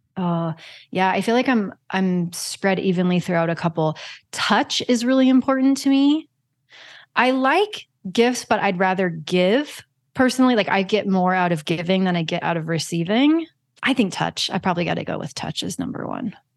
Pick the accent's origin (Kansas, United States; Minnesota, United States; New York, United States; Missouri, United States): Kansas, United States; I'm from Kansas